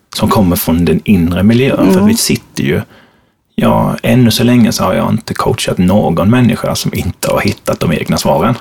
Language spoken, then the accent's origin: Swedish; Småland, Sweden; accent: Småland dialect; now in Stockholm, Sweden; som det kanske låter på min dialekt så, så skiljer jag mig från Anna. För jag kommer ifrån Småland. Mm. Mm. Född och uppvuxen, numera bor jag i den stora huvudstaden